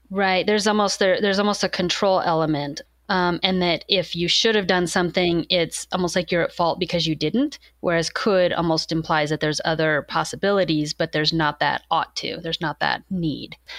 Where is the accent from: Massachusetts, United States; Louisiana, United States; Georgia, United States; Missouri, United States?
Missouri, United States; Warrensburg; moved away as an adult; also born or lived in Texas / Chicago area / Kansas; now in Oregon, United States; I wound up getting my undergrad from the same place that was right in my hometown.